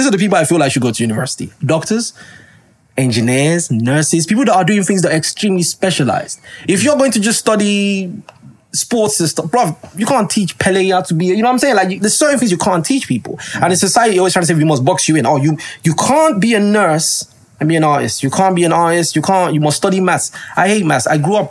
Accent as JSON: {"language": "English", "country": "Nigeria", "said": "Like, yeah, I'm a Nigerian man."}